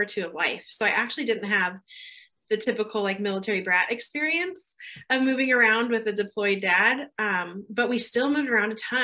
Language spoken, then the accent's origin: English; Southern California, United States; moved away as an adult; also born or lived in Germany; now in California, United States; I was born in Southern California on a military base to young parents